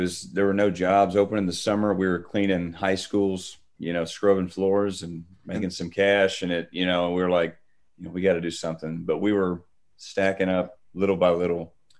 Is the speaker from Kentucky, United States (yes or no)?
yes; Morehead, Kentucky, United States; accent: Appalachian; … and I are both from Moorhead, Kentucky, grew up on a farm in the Daniel Boone National Forest. You know, we're Appalachian through and through. If you can't tell by our accents, mine might be a little heavier than …'s.